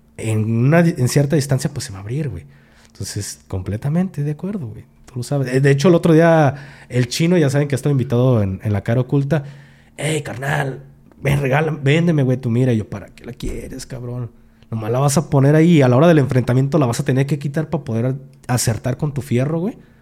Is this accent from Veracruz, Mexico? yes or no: no; Jalisco, Mexico; aquí en Jalisco, ojo, yo hablo de mi rancho, de aquí de mi pueblo, aquí en Jalisco